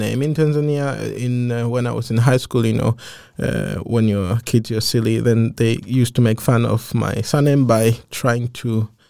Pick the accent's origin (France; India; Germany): Germany; now in Denmark; Well, as a child, I grew up in Germany with my whole family.